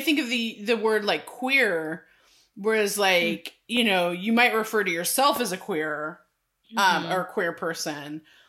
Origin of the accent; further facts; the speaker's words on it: California, United States; I mean, hello, I'm from California. And grew up and was born in the 80s.